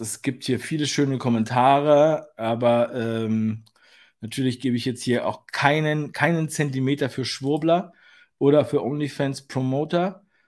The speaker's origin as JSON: {"language": "German", "region": "Berlin", "country": "Germany", "tie": "born or raised there", "said": "ich bin ja Berliner, geborener Berliner."}